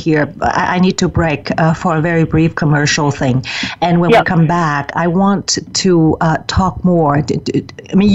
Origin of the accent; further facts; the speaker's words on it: Vietnam; I was from Vietnam